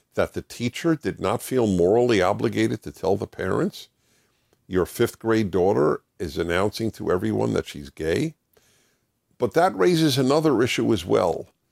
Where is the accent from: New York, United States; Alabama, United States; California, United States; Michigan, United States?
New York, United States; New York City; I used to listen to the classical music station where I grew up in New York City